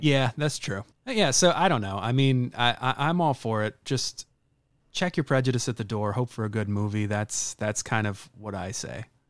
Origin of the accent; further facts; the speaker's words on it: the South, United States; moved away; I was born and raised in the South